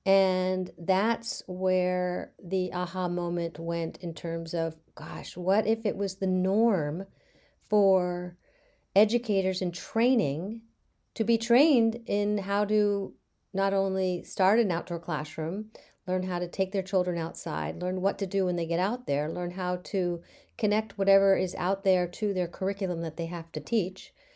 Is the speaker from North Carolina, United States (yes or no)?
no; Bethesda, Maryland, United States; now in Beverly, United States; I grew up in Bethesda, Maryland